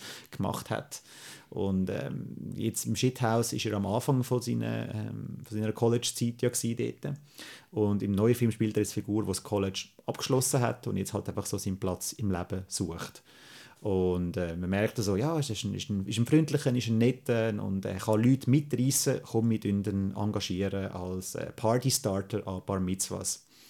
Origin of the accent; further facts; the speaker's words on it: Switzerland; als Schweizer